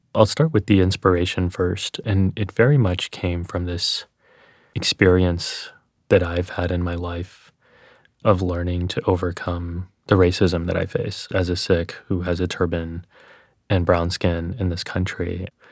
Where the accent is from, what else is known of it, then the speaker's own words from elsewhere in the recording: Texas, United States; accent: Texas; when I was growing up in Texas